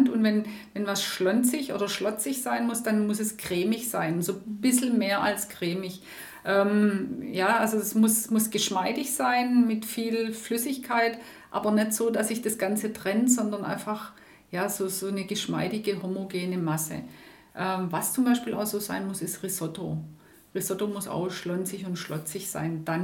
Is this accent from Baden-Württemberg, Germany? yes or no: yes; Schrotzberg, Baden-Württemberg, Germany; ich komme ursprünglich aus dem Hohenloischen, nicht aus dem Jagstal, sondern aus Schrotzberg.